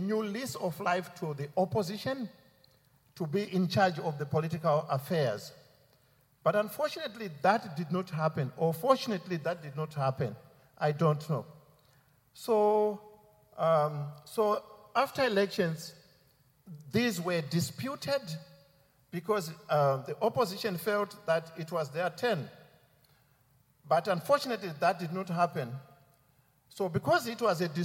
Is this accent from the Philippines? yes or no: no; Zimbabwe; moved away as an adult; also born or lived in Belfast; So I come from Zimbabwe. But because I trained here, he sent me from an UK office to go and serve in my country, Zimbabwe